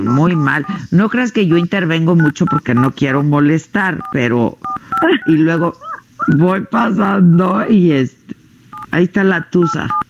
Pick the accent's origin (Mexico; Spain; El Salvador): Mexico